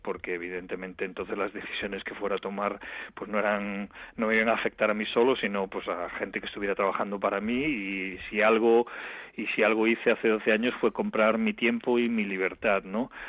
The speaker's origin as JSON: {"language": "Spanish", "town": "A Coruña", "region": "Galicia", "country": "Spain", "said": "soy de La Coruña"}